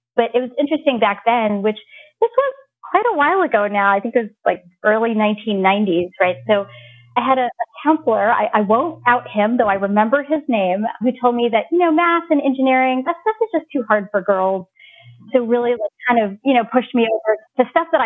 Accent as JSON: {"language": "English", "region": "Virginia", "country": "United States", "tie": "born or raised there", "said": "I was born in Virginia in the United States a few years after my parents moved here from India"}